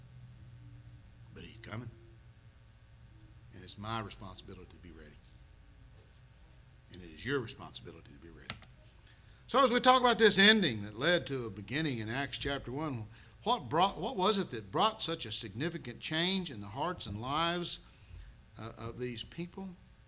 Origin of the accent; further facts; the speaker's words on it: Oklahoma City, Oklahoma, United States; I grew up in Oklahoma City